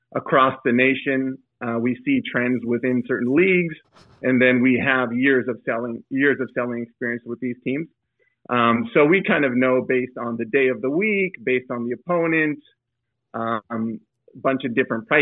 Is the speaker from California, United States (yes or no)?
yes; East Bay, San Francisco Bay Area, California, United States; I grew up in the East Bay part of the San Francisco Bay Area